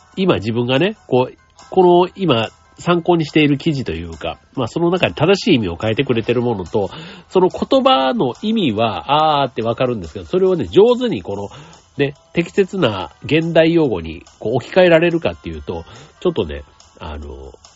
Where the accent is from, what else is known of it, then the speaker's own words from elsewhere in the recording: Osaka, Japan; moved away; 大阪はね、僕が出身の町でもある